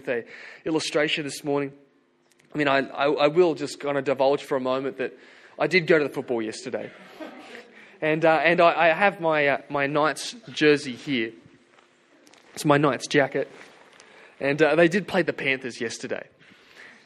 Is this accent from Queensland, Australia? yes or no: no; Hunter Valley, New South Wales, Australia; I grew up in the Hunter Valley